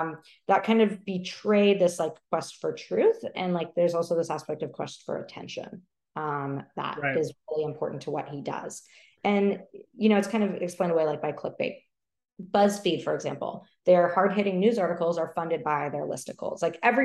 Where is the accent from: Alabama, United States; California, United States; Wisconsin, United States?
California, United States; Bay Area; I grew up in the Bay Area. let me lay that out there. I grew up in the Bay Area, and I'm pretty in deep on some tech stuff.